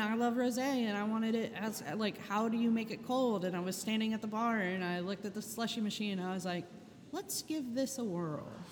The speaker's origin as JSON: {"language": "English", "town": "Charleston", "region": "South Carolina", "country": "United States", "tie": "born or raised there", "moved": "yes", "lives_now": "New Orleans, United States", "said": "I grew up in Charleston, South Carolina, moved to New Orleans in 96"}